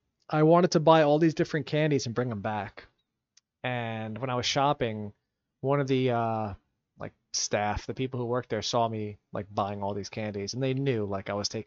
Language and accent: English; United States; nah, I'm from America.